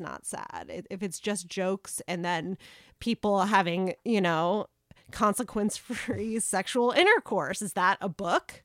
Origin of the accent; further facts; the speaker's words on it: South Carolina, United States; moved away; I grew up in South Carolina